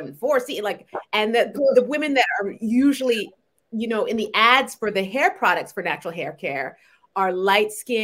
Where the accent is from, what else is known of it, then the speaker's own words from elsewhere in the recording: Montreal, Quebec, Canada; also born or lived in New York / Barbados; now in Connecticut, United States; I was born and raised in Montreal in Canada.